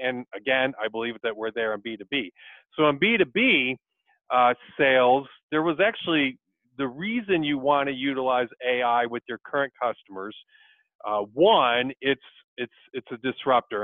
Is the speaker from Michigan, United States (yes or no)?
yes; Michigan, United States; also born or lived in Dodge City, Kansas; born in Dodge City, but grew up in Michigan and went to Western Michigan University for my undergrad